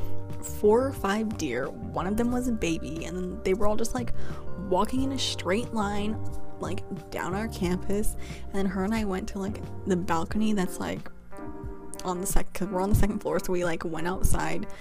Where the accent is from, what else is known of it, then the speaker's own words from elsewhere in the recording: Glendale, California, United States; moved away; I'm from Los Angeles, California. Like, I lived like specifically in the Glendale area